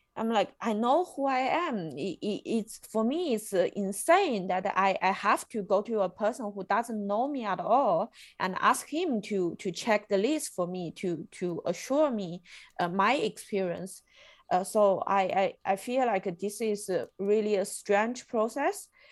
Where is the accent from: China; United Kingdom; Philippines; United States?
China; moved away as an adult; now in Germany; I come from China